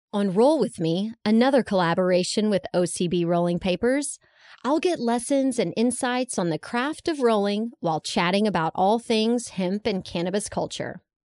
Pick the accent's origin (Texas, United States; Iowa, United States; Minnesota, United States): Texas, United States; growing up in Texas